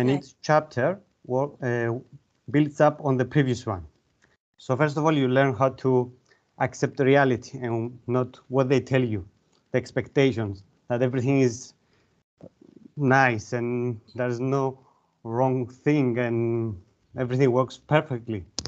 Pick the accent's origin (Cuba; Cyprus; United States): Cyprus; Larnaca, Larnaca District; moved away as an adult; now in Limassol, Cyprus; Originally, I'm from Larnaca, uh, but I live in Limassol the last um, eight years now